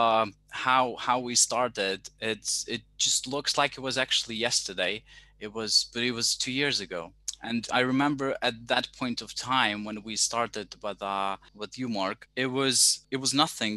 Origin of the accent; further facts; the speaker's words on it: Ukraine; I come from Ukraine, so I'm a big Ukrainian fan